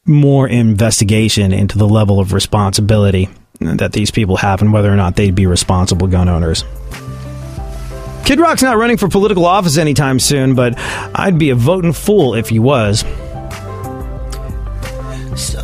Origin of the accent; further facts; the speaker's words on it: United States; We're not English. We're American.